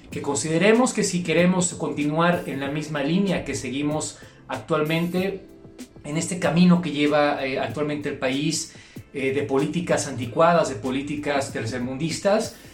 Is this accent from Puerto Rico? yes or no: no; Mexico; como mexicanos salgamos a votar